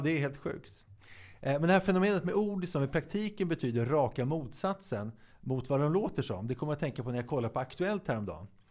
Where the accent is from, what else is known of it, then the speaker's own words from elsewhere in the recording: Stockholm, Stockholm County, Sweden; där jag bodde när jag växte upp i Hässelby